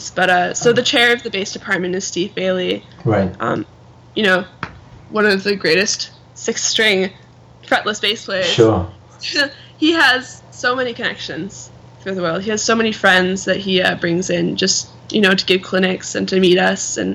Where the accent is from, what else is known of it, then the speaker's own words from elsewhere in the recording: Canada; So I'm Canadian, so um, I'm gonna move there.